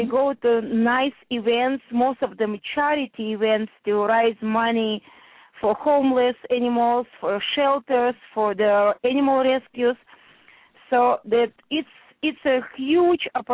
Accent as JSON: {"language": "English", "country": "Russia", "second_language": "English", "moved": "as an adult", "lives_now": "New Jersey, United States", "said": "when I came from Russia here"}